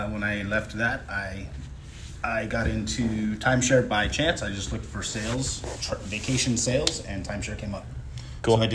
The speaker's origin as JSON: {"language": "English", "town": "Sonoma", "region": "California", "country": "United States", "tie": "born or raised there", "said": "from Sonoma. Sonoma, okay. So that's Northern California. It's about twenty uh, ish miles north of, of, San Francisco."}